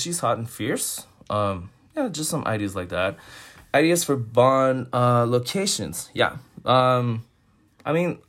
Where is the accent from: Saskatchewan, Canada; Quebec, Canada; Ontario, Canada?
Quebec, Canada; Montreal; I'm from Montreal